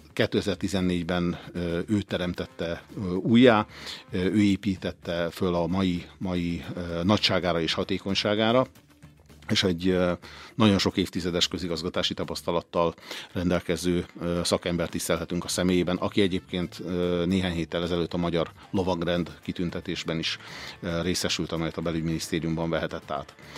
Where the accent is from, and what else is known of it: Orosháza, Békés, Hungary